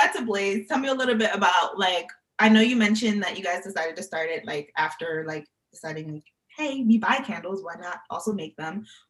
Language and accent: English; New York, United States; I was born in New York, I was raised in New York, and I stayed in college for New York.